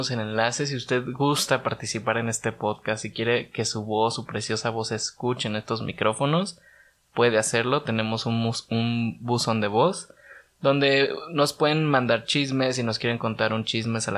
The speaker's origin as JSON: {"language": "Spanish", "town": "Morelia", "region": "Michoacán", "country": "Mexico", "said": "Mi concepto nació en Guadalajara, yo soy de Morelia"}